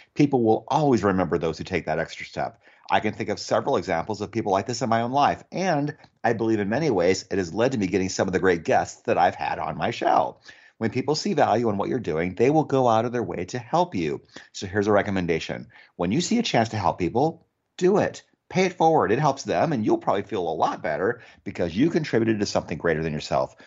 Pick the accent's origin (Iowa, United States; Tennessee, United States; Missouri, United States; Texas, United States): Iowa, United States; now in Arizona, United States; I grew up in Iowa where it snows all the time. And I moved to Arizona in ninety-six